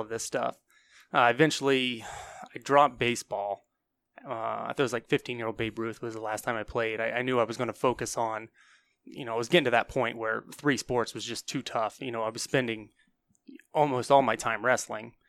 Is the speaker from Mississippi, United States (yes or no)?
no; New Concord, Ohio, United States; also born or lived in South Carolina; I'm from New Concord